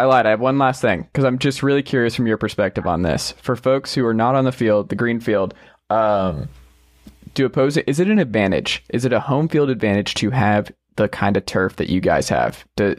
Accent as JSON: {"language": "English", "region": "Georgia", "country": "United States", "tie": "born or raised there", "said": "I grew up in Georgia"}